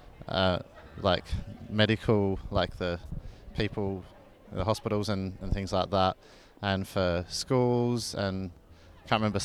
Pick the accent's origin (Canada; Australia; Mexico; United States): Australia; Adelaide, South Australia; moved away as an adult; now in Ipswich, Australia; I'm originally from Adelaide and I moved up here a year ago for work